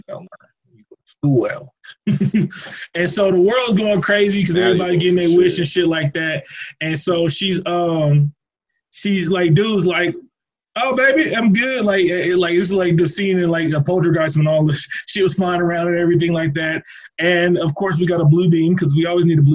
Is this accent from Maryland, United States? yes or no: no; Oakland, California, United States; moved away as an adult; now in Albuquerque, United States; I'm from Oakland, California.